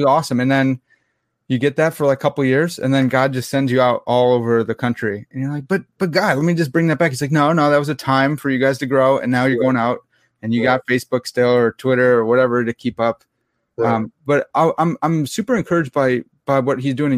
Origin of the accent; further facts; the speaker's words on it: Lombard, Illinois, United States; grew up in Lombard, Illinois